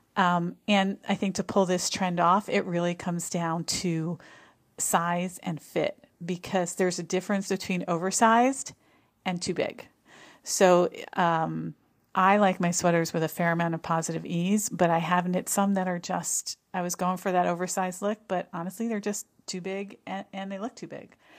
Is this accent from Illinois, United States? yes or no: no; New Jersey, United States; moved away; I grew up in New Jersey, very, uh, close to New York City, fairly close to New York City